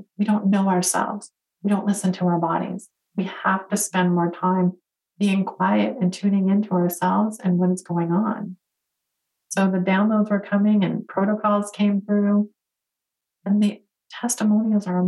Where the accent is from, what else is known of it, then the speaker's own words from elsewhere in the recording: Detroit, Michigan, United States; So born and raised in Detroit, go to school for engineering.